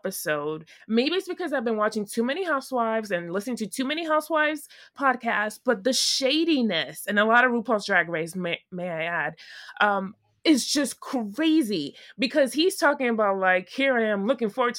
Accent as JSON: {"language": "English", "region": "New York", "country": "United States", "said": "I'm from New York"}